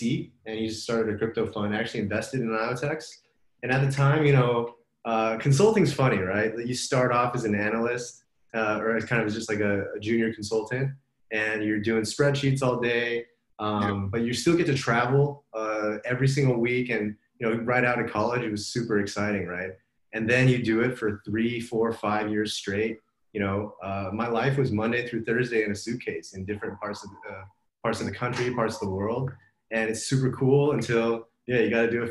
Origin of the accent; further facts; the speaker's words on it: Los Angeles, California, United States; moved away as an adult; also born or lived in New York; now in Bay Area, United States; I grew up in Los Angeles, went to school